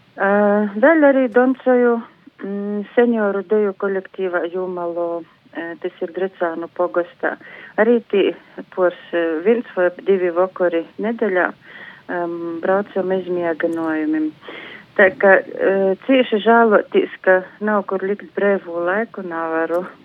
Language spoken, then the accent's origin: Latvian; Latgale, Latvia; Mēs kā eistaņu latgalīši turamies kā zoģa zūbi